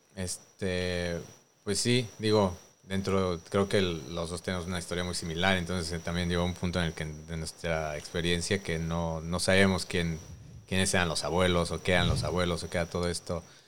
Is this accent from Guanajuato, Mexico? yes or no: no; Mexico City, Mexico; moved away as an adult; Yo nací en Coyoacán, Ciudad de México, en la Gran Tenochtitlán